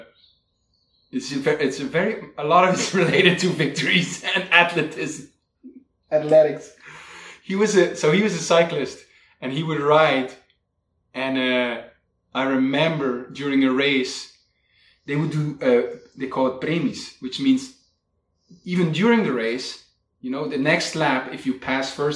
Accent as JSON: {"language": "English", "region": "Flanders", "country": "Belgium", "tie": "born or raised there", "moved": "yes", "said": "I was raised in Flanders Fields, where it was like the mecca of the world for cycling"}